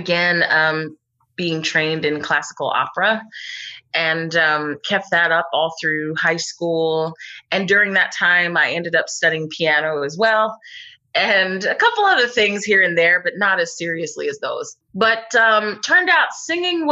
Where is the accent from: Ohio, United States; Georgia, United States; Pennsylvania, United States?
Pennsylvania, United States; Abington; Just outside. I'm actually from Abington. And but yeah, I've been here my whole life